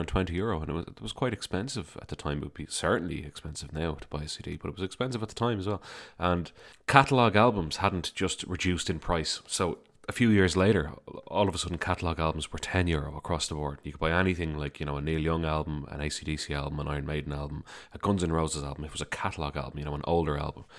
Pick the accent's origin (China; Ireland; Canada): Ireland; Dublin, Leinster; I'm from Dublin, Ireland.